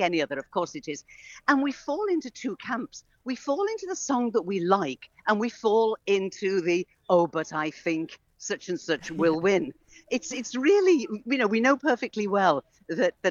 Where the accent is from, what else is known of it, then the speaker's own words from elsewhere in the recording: Isle of Man; I'm from the Isle of Man. I'm so proud of being from the Isle of Man